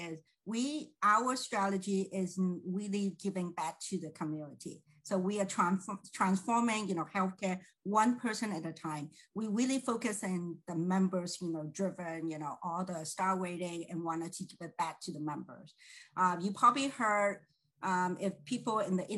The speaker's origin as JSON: {"language": "English", "area": "San Francisco Bay Area", "region": "California", "country": "United States", "said": "I'm from San Francisco Bay Area"}